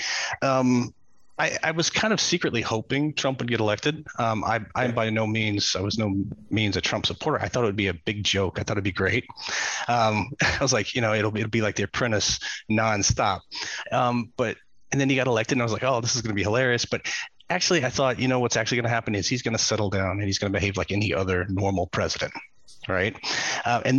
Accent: United States; As an American

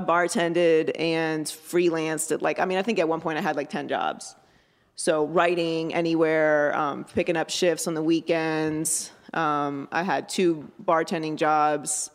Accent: Pittsburgh, Pennsylvania, United States; I grew up in Pittsburgh, Pennsylvania.

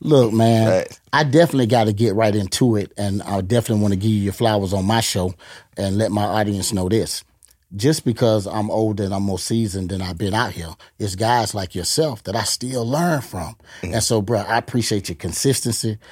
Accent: Gainesville, Florida, United States; now in Tampa, United States; I'm originally from Gainesville

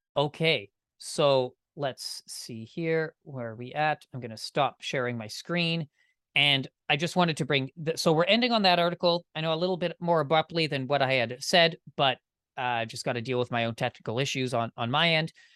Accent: Canada; I'm Canadian

